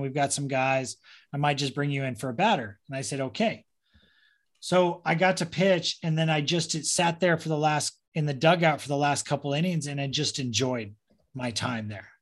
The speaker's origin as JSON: {"language": "English", "area": "Orange County", "region": "California", "country": "United States", "tie": "born or raised there", "also_born_or_lived": "San Diego", "said": "I grew up in Orange County. I was born in San Diego, but kind of grew up in Orange County because my dad was a Marine in El Toro"}